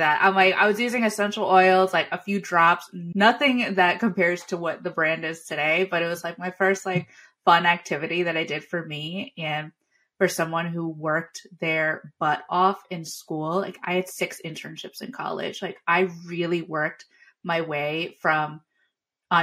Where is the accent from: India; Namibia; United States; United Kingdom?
United States; Long Island, New York; I'm from Long Island, New York